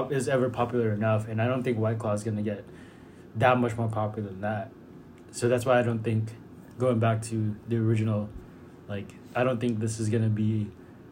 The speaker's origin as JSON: {"language": "English", "country": "Philippines", "said": "I'm Filipino."}